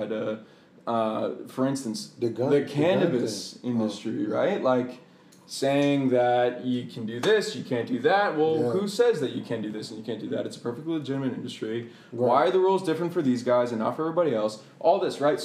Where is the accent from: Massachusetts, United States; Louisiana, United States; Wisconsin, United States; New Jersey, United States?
Massachusetts, United States; Boston; moved away as an adult; now in Bethesda, United States; I spent the majority of my life in Boston, very, very liberal area